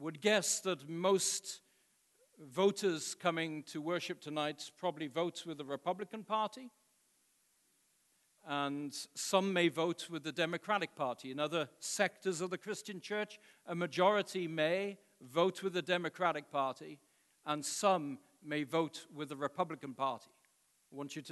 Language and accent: English; United Kingdom; moved away as an adult; now in United States; being a British citizen living in the United States now going on 20 years